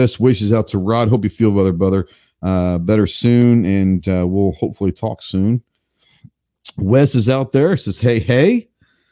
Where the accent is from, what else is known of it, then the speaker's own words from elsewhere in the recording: Texas, United States; now in Arkansas, United States; I'm a Texan